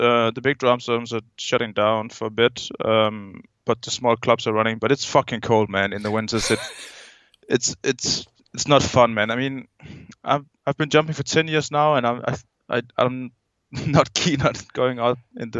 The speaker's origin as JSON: {"language": "English", "country": "Denmark", "second_language": "English", "said": "I'm a guy from Denmark, and I've been jumping full-time for about 4 years"}